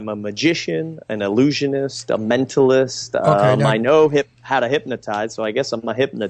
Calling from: Atlantic City, New Jersey, United States; Right now I'm in Atlantic City, New Jersey.

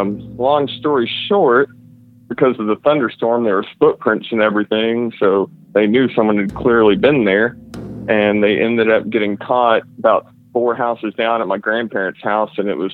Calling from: Fort Worth, Texas, United States; calling from Fort Worth, Texas.

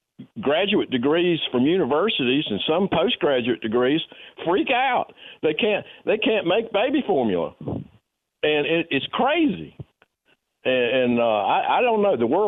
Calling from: Florence, United States; This is … from Florence.

